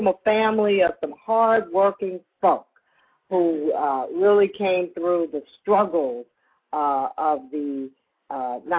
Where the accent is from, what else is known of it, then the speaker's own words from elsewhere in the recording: Kansas City, Missouri, United States; moved away as an adult; also born or lived in Washington, District of Columbia, United States; I was born and raised in Kansas City, Missouri